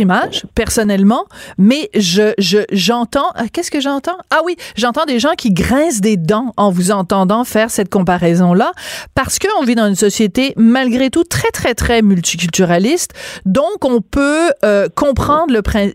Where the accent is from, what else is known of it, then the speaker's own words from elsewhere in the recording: France; moved away; je suis née en France